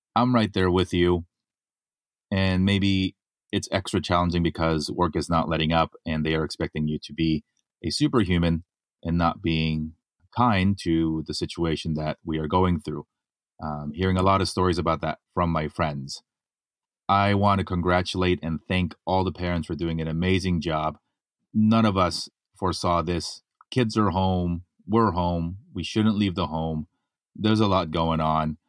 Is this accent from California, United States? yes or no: yes; Los Angeles, California, United States; my hometown, right here in Los Angeles